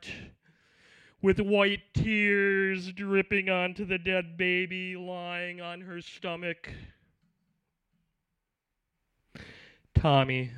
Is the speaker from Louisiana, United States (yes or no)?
no; just outside of Green Bay, Wisconsin, United States; I am from Wisconsin, just outside of Green Bay